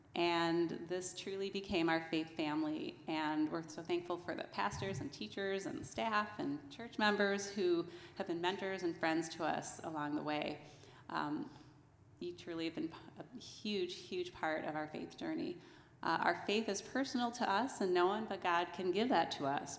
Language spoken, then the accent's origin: English; New Jersey, United States; I grew up in New Jersey